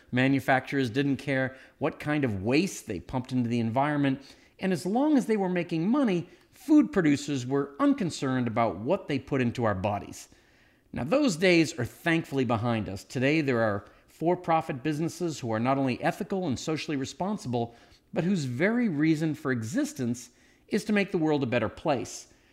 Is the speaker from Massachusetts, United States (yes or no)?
yes; Massachusetts, United States; moved away; growing up in Massachusetts